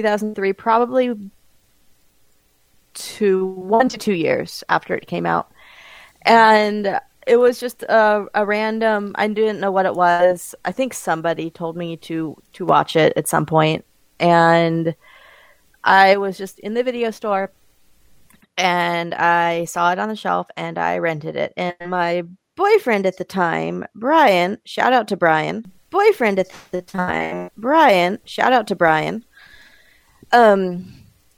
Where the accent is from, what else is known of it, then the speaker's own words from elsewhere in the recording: Bakersfield, California, United States; moved away; my hometown